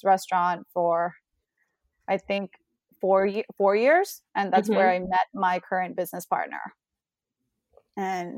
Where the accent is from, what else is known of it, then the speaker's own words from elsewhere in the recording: Bangkok, Thailand; moved away; growing up in Bangkok